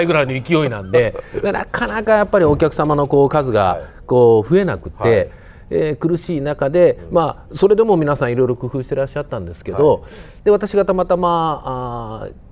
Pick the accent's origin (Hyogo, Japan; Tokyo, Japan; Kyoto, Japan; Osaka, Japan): Hyogo, Japan; Kobe; 僕がまあ本当に育った神戸っていう町